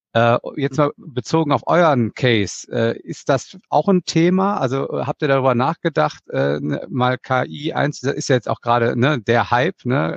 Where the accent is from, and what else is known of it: Germany